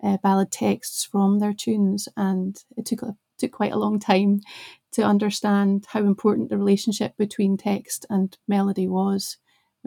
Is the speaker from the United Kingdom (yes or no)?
yes; the Scottish Borders, Scotland, United Kingdom; also born or lived in Glasgow; I grew up in the borders, but I wasn't born there. I was born in Glasgow.